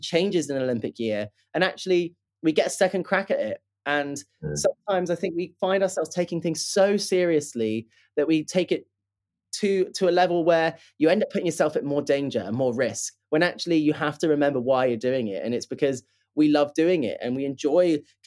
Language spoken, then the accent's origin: English; Plymouth, South West England, United Kingdom; I grew up in Plymouth, which is in southwest of the UK